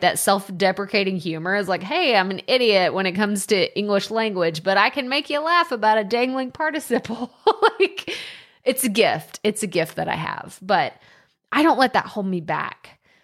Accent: Texas, United States; accent: country; I moved four hours away from my hometown, and I was in a school in Texas, and I got made fun of because of my accent

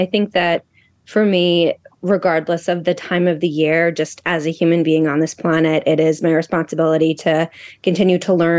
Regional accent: Westchester, New York, United States; moved away as an adult; also born or lived in Los Angeles; now in Boston, United States; I am from Westchester, New York, born and raised there. Went to school in Boston, moved out to LA for 10 years, moved back to New York to be with my now husband, and now we're back in Boston.

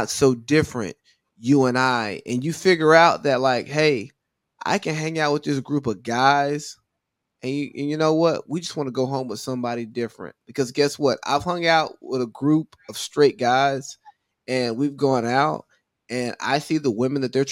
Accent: the Bible Belt of the South, United States; I was raised in the Bible Belt of the South

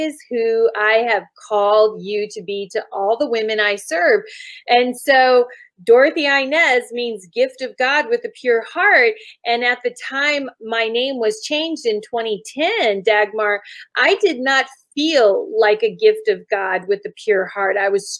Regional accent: Germany; I grew up in Germany and traveled all around Europe. And so I'm used to different cultures

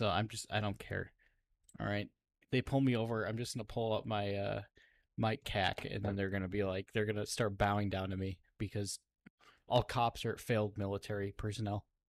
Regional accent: Minnesota, United States; moved away as an adult; I mean, I'm from the Midwest. I'm just like, It's interesting because I know someone down here that's like from Minnesota, like I am

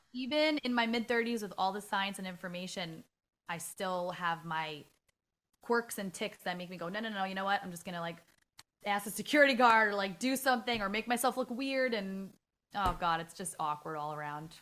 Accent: New York City, New York, United States; I'm from the Bronx, like, born and raised

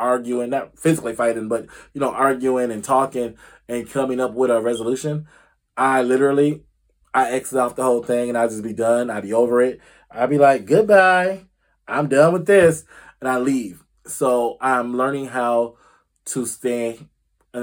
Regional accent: Illinois, United States; Illinois, my home state.

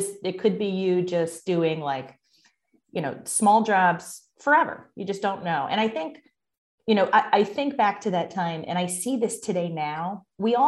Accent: Bristol, Connecticut, United States; moved away as an adult; also born or lived in Boston; I grew up in Bristol, Connecticut, which was when I, at the time I was growing up, it was a factory town

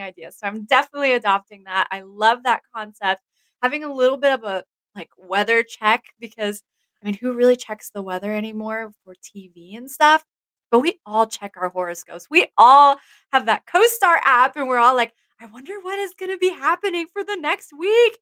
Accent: Stuttgart, Baden-Württemberg, Germany; also born or lived in Texas / Florida; now in Washington State, United States; I grew up in Germany, in Stuttgart, Germany. That's where I spent almost all of my life.

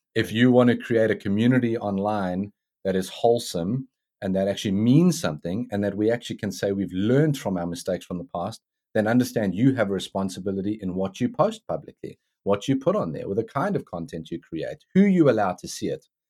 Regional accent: South Africa; now in United States; growing up in South Africa

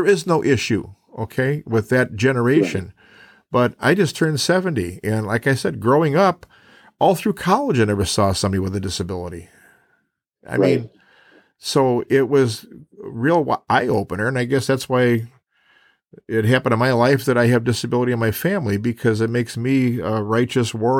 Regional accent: Chicago, Illinois, United States; moved away; also born or lived in Lincoln, Nebraska; I was born in Chicago

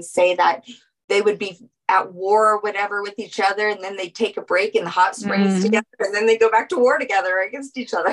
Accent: New Orleans, Louisiana, United States; I'm from New Orleans. I'm from Louisiana

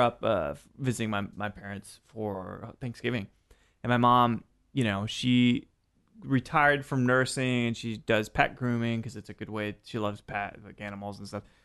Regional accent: Roswell, New Mexico, United States; I was born in Roswell

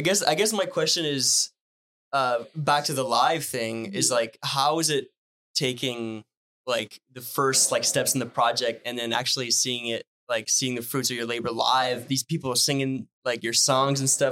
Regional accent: Northern Ontario, Canada; first language French; English is a second language; I'm from Northern Ontario

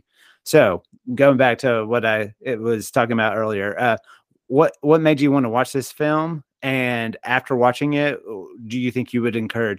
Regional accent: Texas, United States; You know, I grew up in Texas

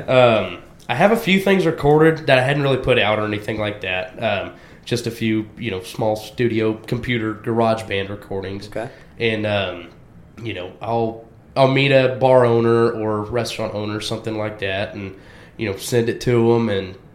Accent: Waxahachie, Texas, United States; I'm born and raised in Waxahachie, Texas

